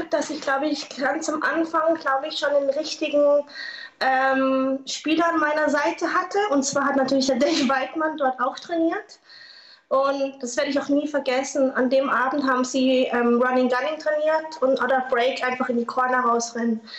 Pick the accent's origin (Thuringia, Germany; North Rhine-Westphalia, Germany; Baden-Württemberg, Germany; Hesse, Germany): Baden-Württemberg, Germany; Lörrach; Und ich komme ja aus Lörrach, da kannte man das auch nicht so.